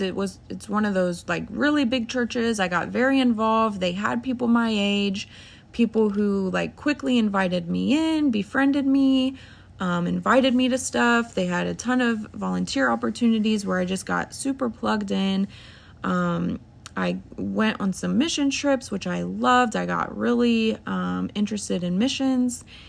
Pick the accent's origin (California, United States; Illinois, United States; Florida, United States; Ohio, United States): Ohio, United States; I'm thirty-two, and, um, we're from Ohio.